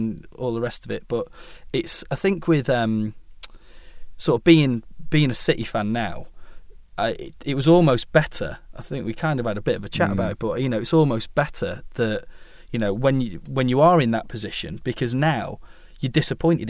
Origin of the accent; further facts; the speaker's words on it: Manchester, North West England, United Kingdom; growing up in Manchester and you're a City fan, and like, you know, 75% of your mates are Reds